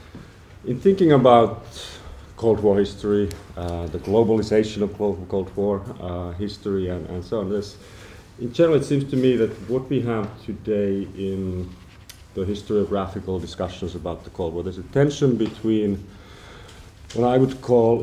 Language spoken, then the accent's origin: English; Finland; I come from Finland